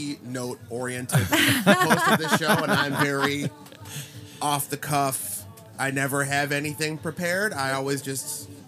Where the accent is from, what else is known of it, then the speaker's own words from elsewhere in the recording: Indiana, United States; I am from Indiana and I'm kind of white trash.